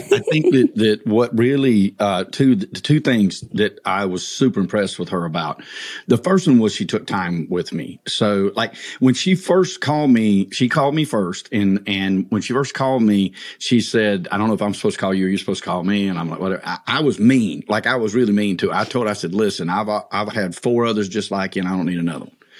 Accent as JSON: {"language": "English", "area": "north of Atlanta", "region": "Georgia", "country": "United States", "tie": "born or raised there", "said": "my hometown north of Atlanta"}